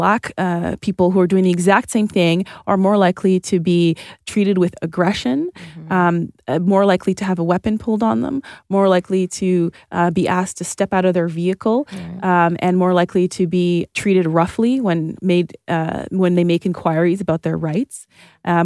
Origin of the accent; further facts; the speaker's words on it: Toronto, Ontario, Canada; so I grew up like in Northern Toronto on the border of Scarborough and North York, Victoria Park and Sheppard.